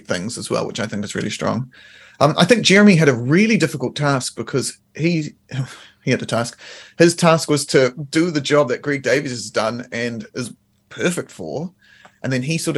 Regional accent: Nelson, New Zealand; We grew up in Nelson in like the same area

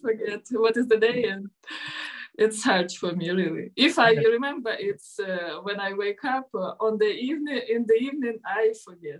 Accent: Ukraine; English is a second language; I'm artist from Ukraine

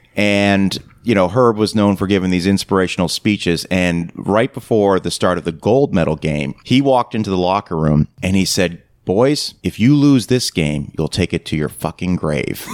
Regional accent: Canada; now in United States; growing up in Canada, basketball wasn't really popular. When I moved to the United States

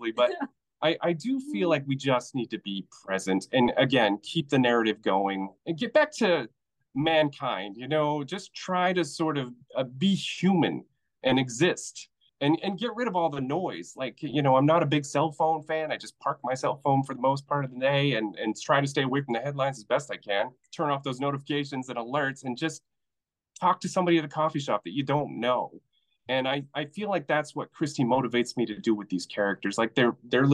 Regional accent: Maine, United States; We're all from Maine.

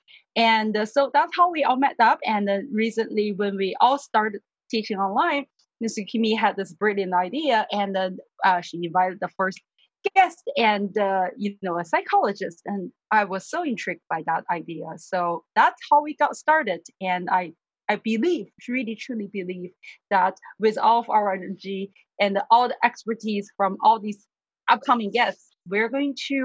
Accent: China; also born or lived in Midwest, United States; now in New York City, United States; So originally, I grew up in China, mainland China, and I started training when I was 3 years old

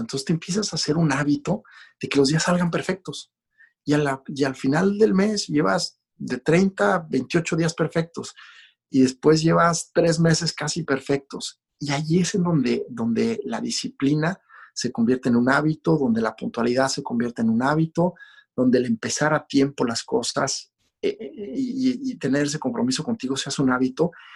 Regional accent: Mexico; yo no crecí en otro país que no fuera México. Este, mi infancia entera fue ahí

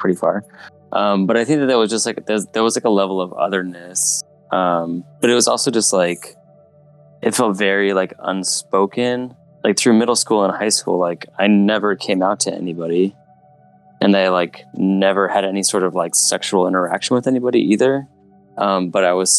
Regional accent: Utah, United States; moved away as an adult; now in Portland, United States; I grew up in a pretty small town in Utah

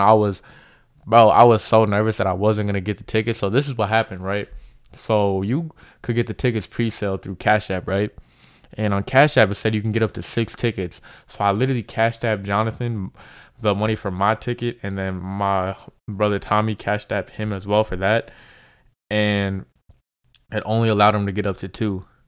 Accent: Minnesota, United States; I'm from Minnesota.

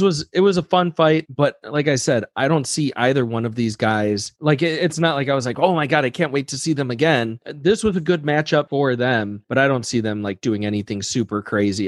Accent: United States; I'm an American

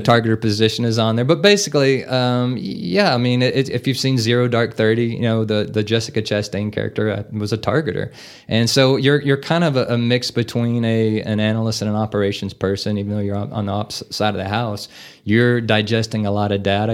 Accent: Navasota, Texas, United States; moved away as an adult; now in Amarillo, United States; I'm originally from Navasota

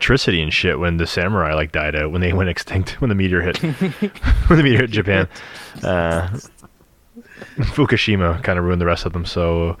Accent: Canada; nah, we're Canadian.

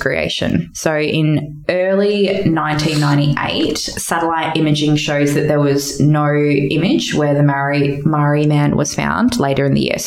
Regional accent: Australia; as an Australian

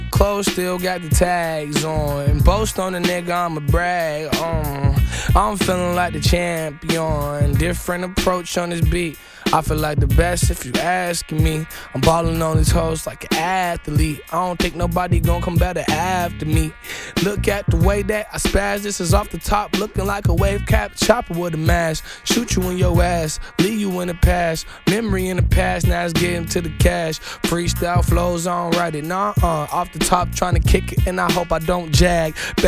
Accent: Chicago, Illinois, United States; Ooh, I'm from Chicago, where niggas don't live to see 20. But then again, I made it out and got a lot of money. I'm 19

